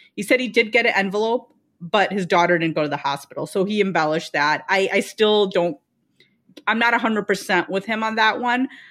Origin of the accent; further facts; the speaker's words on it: Chicago suburbs, Illinois, United States; I spent my first four years in Chicago, but then we moved to the suburbs